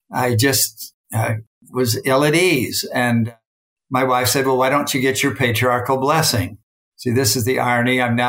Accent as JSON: {"language": "English", "region": "Utah", "country": "United States", "tie": "born or raised there", "also_born_or_lived": "Salina, Utah", "said": "No, I was born in Salina, Utah, and I grew up in Salt Lake Valley."}